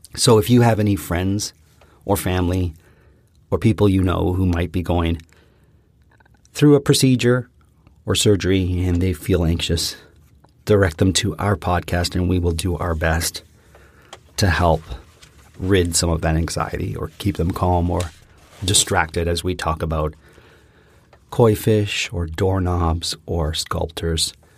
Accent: Canada; We are from Canada

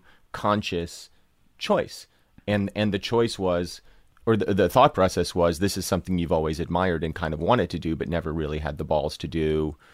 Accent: New Jersey, United States; Growing up in New Jersey, where I grew up, I was geographically unaware of almost every other town in New Jersey.

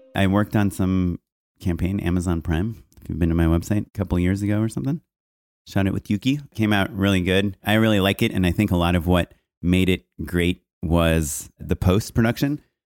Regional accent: Orange County, California, United States; I grew up in Orange County

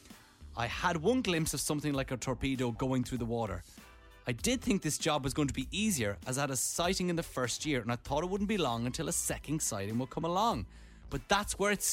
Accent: Ireland; accent: Irish; I'm from Ireland

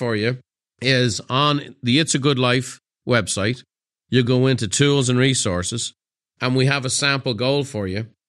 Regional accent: Dublin, Leinster, Ireland; It's September 24th and I'm sitting in the kitchen of the home I grew up in Dublin.

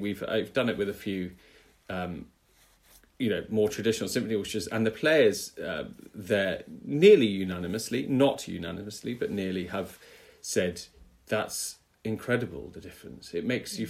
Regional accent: United Kingdom; as a British conductor with a British orchestra

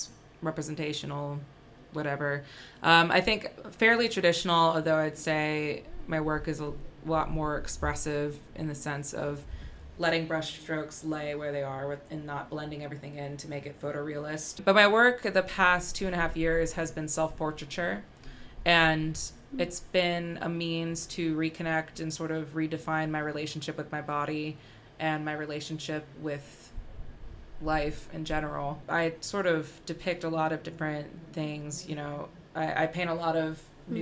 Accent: Towson, Maryland, United States; moved away as an adult; also born or lived in Baltimore, Maryland; now in London, United Kingdom; I'm from Baltimore, Maryland, where I grew up. Well, I grew up in Towson, which is like 8 minutes outside of it

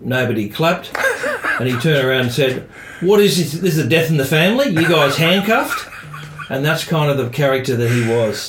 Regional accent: Australia; being an Australian

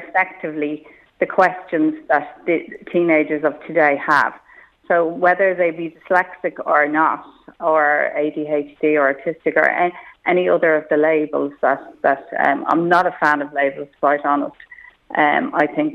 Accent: Malahide, Leinster, Ireland; I grew up in Malahide

